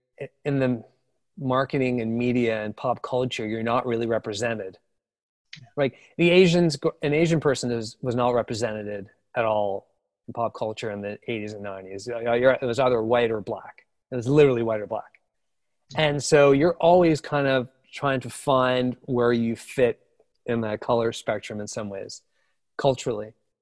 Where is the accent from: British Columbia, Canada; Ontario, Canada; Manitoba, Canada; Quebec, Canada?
Quebec, Canada; Montreal; born or raised there